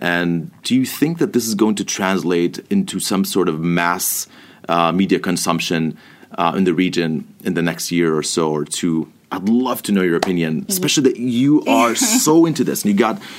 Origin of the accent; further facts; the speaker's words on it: Palestine; also born or lived in Jordan; I am Palestinian. Jordanian. So I say Palestinian because I'm ethnically Palestinian, originally from Palestine, but I also lived in Jordan for a long time, a Jordanian citizen as well.